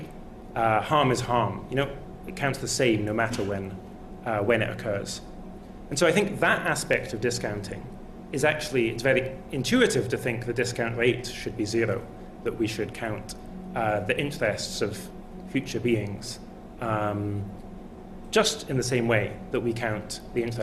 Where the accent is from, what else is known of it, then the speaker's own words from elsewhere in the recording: Scotland, United Kingdom; I am Scottish.